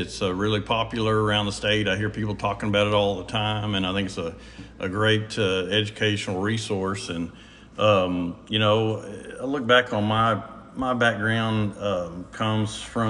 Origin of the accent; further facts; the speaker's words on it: Oklahoma, United States; moved away as an adult; also born or lived in Ardmore, Oklahoma / Arkansas; I grew up in Oklahoma